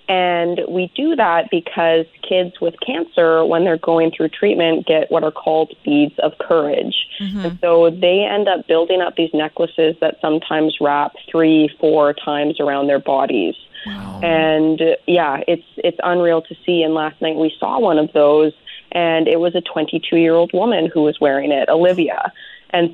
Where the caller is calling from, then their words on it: Chemainus, British Columbia, Canada; I am calling you from Chemainus.